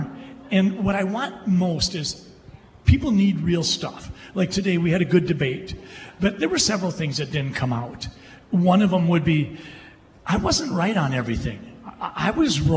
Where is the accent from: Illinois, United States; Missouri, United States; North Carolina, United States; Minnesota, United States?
Minnesota, United States; Sleepy Eye; I'm a kid from Sleepy Eye who got my way through college by working at Del Monte.